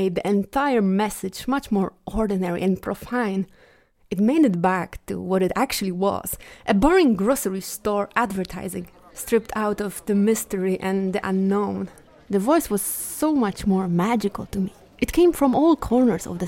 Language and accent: English; Bielsko-Biała, Silesian Voivodeship, Poland; my hometown, Bielsko-Biała.